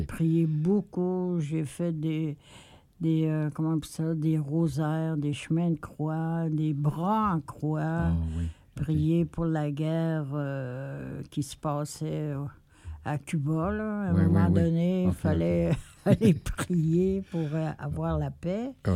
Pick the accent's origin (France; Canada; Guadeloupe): Canada; Quebec